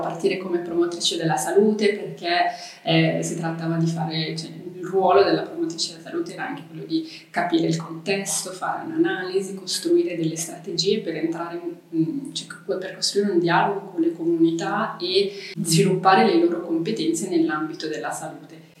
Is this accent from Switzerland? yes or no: yes; Mendrisio, Ticino, Switzerland; also born or lived in Lausanne / Geneva / Sri Lanka; sono nata e cresciuta a Mendrisio